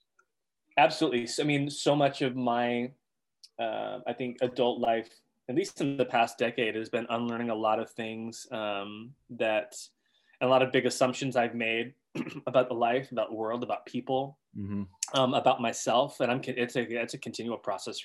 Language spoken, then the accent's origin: English; the South, United States; I was born in the South in the United States into a white conservative evangelical structure. And that's where I grew up.